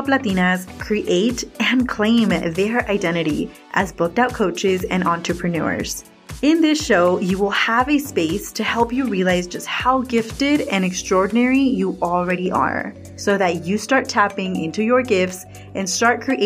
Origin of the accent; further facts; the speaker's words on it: Watsonville, California, United States; I am originally from Watsonville, California.